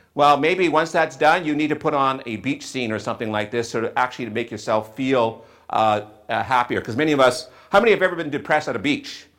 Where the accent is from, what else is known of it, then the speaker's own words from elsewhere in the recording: Western Canada, Canada; also born or lived in southwestern Ontario; now in Ontario, Canada; I grew up in Western Canada where we had a lot more bright sunshine than we did here in southwestern Ontario